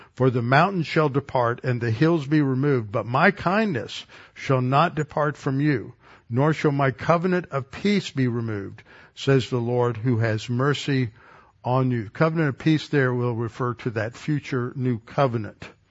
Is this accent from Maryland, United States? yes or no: no; Texas, United States; as a Texan